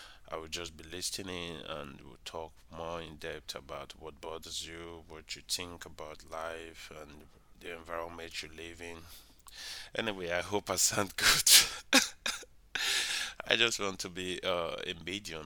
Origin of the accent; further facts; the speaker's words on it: Nigeria; I'm from Nigeria.